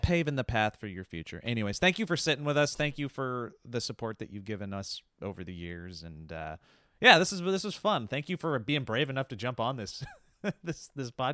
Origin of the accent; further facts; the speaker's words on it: Montana, United States; I grew up in Montana